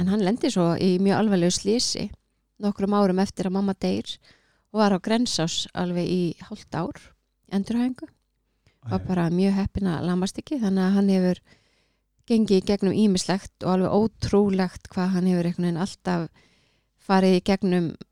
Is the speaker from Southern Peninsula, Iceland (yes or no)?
yes; Keflavík, Southern Peninsula, Iceland; ég er bara úr Keflavík